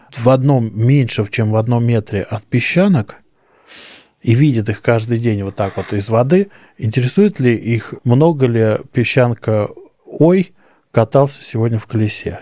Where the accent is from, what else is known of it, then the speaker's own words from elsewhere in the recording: Moscow, Russia; я вырос в Москве, в центре города